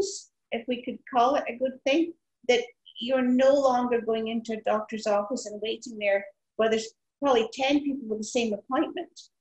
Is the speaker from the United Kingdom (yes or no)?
yes; Highlands of Scotland, United Kingdom; I was brought up in the Highlands of Scotland, way up in the hills, the moors, as we call it, and overlooking Loch Ness